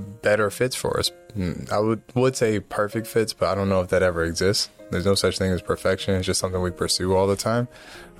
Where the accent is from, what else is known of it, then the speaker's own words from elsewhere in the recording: East Coast, United States; I'm from the East Coast